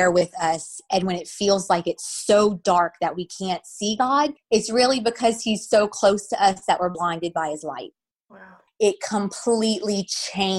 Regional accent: Louisiana, United States; I'm from Louisiana, born and raised in Louisiana.

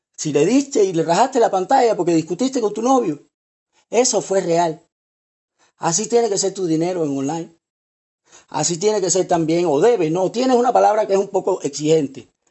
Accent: Cuba; yo hablo así como cubano, directo

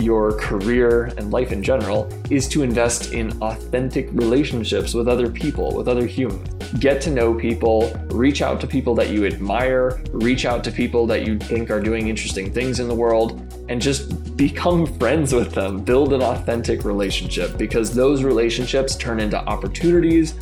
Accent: Massachusetts, United States; moved away as an adult; also born or lived in Michigan; I grew up in Massachusetts, got one younger brother and my two parents.

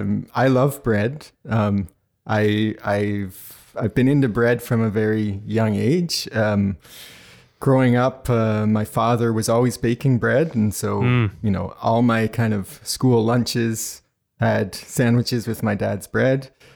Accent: New Brunswick, Canada; now in Montreal, Canada; You know, I was growing up in New Brunswick in Canada. And so then there's different bread options in Maine. And and now I live in Montreal, which is an amazing city to be into bread in.

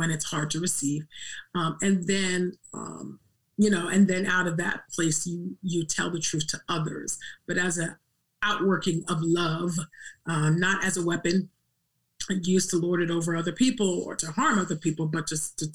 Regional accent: California, United States; as a dark-skinned Black girl growing up in California

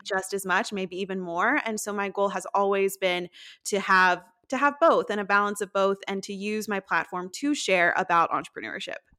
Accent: Tennessee, United States; also born or lived in Nashville; I'm from Tennessee, I currently l, and have lived in Nashville for about five years

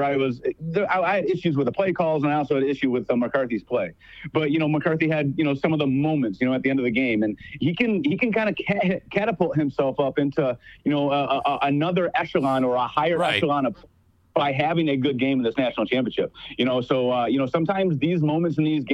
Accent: Michigan, United States; I was born in Michigan

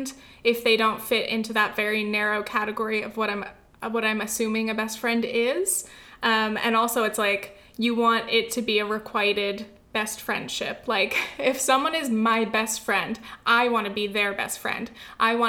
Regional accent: California, United States; born or raised there; moved away as an adult

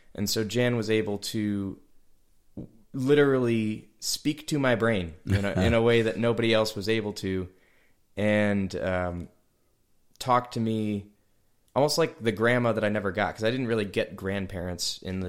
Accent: Hamburg, New York, United States; also born or lived in Amherst, New York; now in Nashville, United States; I was born in technically up in Amherst. Amherst, okay. Sure. I grew up in Hamburg

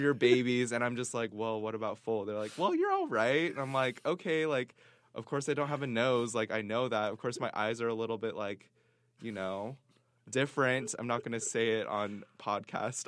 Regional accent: Seattle, Washington, United States; moved away as an adult; now in Provo, United States; I'm from Seattle, Washington

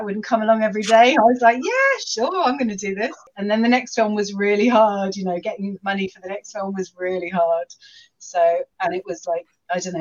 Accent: London, United Kingdom; moved away as an adult; now in Shropshire, United Kingdom; I grew up in London and I lived in London for a really long time, but then I got married and I moved to Shropshire

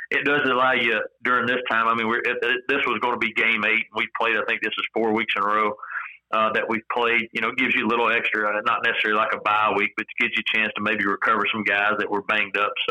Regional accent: East Tennessee, United States; moved away; I'm from Tennessee originally. I'm from East Tennessee

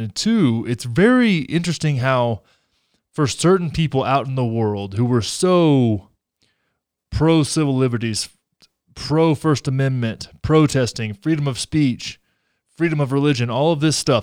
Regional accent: Texas, United States; my home state of Texas

